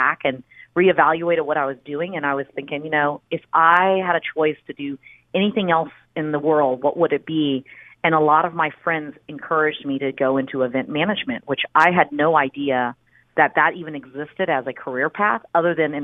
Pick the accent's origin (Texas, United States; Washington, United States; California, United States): Texas, United States; Houston; also born or lived in College Station, Texas; now in Austin, United States; I actually grew up in Houston. So I was born outside of Houston in a small town called College Station, because that's where my dad went to the university.